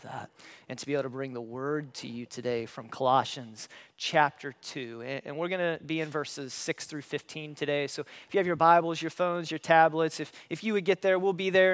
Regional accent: Paulding County, Ohio, United States; moved away; I grew up in Paulding County. That's where I was born and raised.

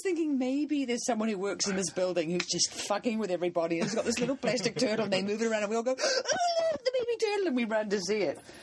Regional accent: New Zealand; moved away; I'm from New Zealand

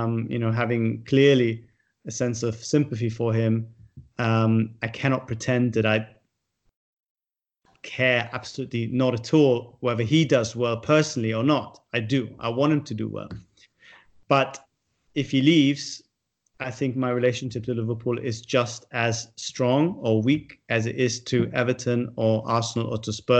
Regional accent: Munich, Bavaria, Germany; now in United Kingdom; I grew up in Munich, in a Jewish community

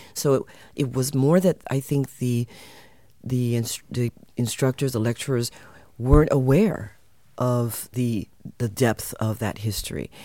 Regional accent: United States; moved away as an adult; also born or lived in California; now in Netherlands; I was born in the U.S., my parents and my ancestors come from Suriname

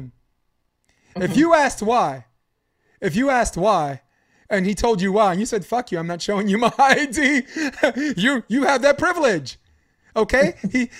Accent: New York City, New York, United States; I'm from Brooklyn. I'm from Flatbush Avenue.

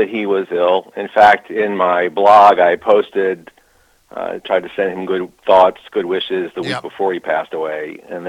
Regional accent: Baltimore, Maryland, United States; growing up in Baltimore

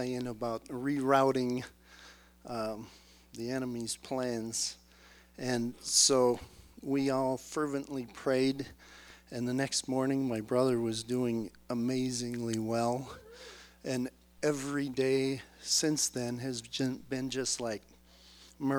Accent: Minnesota, United States; moved away; I'm from Minnesota originally

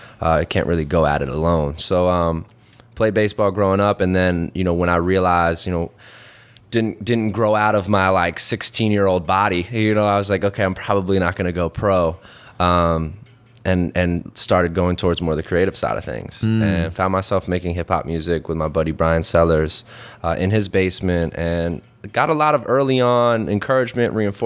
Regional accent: Morrisville, Pennsylvania, United States; Morrisville. Yeah, that's where I grew up. I grew up in Bucks County.

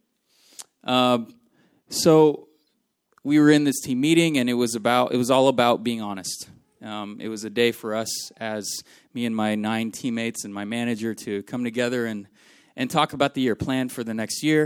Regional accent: Philippines; moved away; The house that I grew up in the Philippines, that I was born into

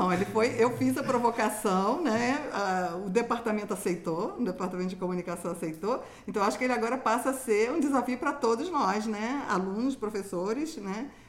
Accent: Rio de Janeiro, Brazil; moved away; É, eu me lembro que quando eu cheguei aqui, né, vim do Rio de Janeiro, eu, não, eu, eu, não conseguia distinguir os sotaques.

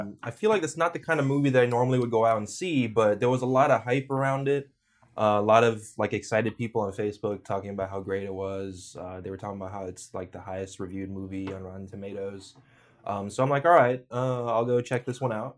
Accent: California, United States; moved away as an adult; also born or lived in New York; I grew up in California and moved to New York for college

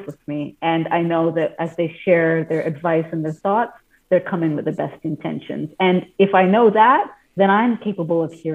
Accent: Canada; I grew up in Canada with Indian origins and parents who grew up in Africa

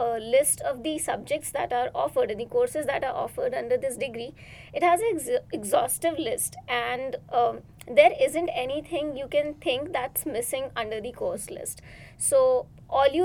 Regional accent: India; moved away as an adult; now in United States; I'm an international student here, and I'm coming from India.

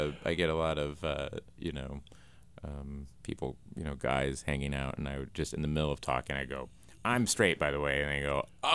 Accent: Tulsa, Oklahoma, United States; I grew up in Tulsa, Oklahoma

